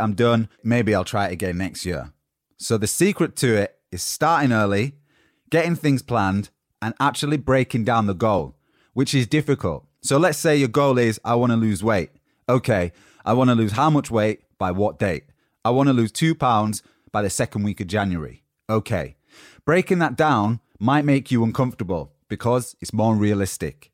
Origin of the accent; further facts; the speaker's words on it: Yorkshire and the Humber, United Kingdom; accent: Yorkshire; my Yorkshire accent from the north of England